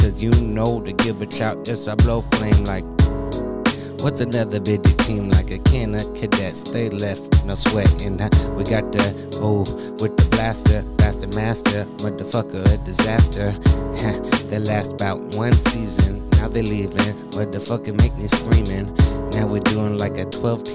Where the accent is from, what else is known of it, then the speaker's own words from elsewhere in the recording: Arizona, United States; I grew up in Arizona, so it was like in the summer times it gets out to like 115